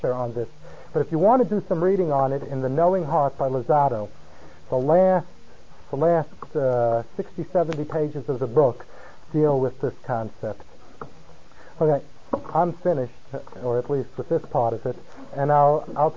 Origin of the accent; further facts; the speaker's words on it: California, United States; moved away; I come from California.